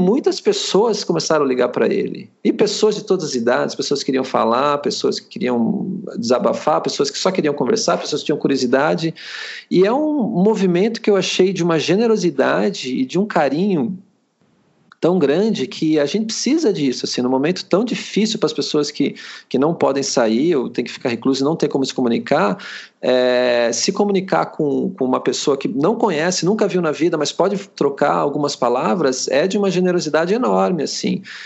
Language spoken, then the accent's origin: Portuguese; Sorocaba, São Paulo, Brazil; eu, eu, sou de Sorocaba, estou morando em Sorocaba, apesar já, já ter morado em outros lugares